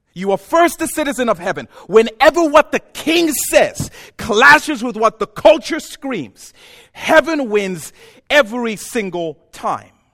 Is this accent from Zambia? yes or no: yes; Zambia; moved away as an adult; also born or lived in Ohio; now in United States; I'm from Zambia